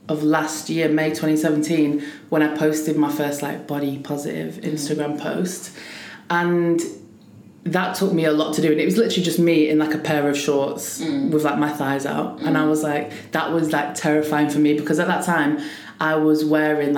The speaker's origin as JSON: {"language": "English", "town": "Preston", "region": "North West England", "country": "United Kingdom", "said": "I'm from Preston"}